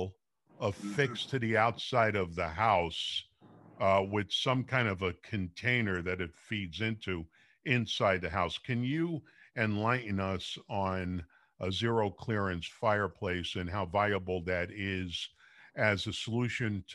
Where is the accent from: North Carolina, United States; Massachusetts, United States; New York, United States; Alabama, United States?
New York, United States; New York City; now in San Jose, United States; I'm from Brooklyn.